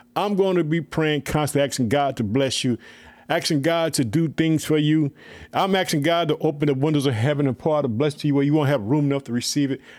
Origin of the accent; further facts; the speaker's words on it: Illinois, United States; my home state, Illinois